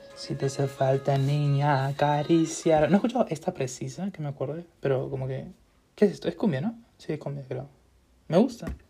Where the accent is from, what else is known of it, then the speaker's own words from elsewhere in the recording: Peru; yo soy peruano, pues soy, soy salchichero